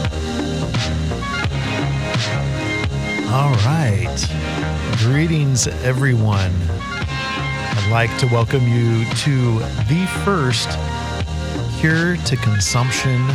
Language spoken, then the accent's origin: English; Bay Area, California, United States; now in Southern California, United States; the young ladies I grew up with in the Bay Area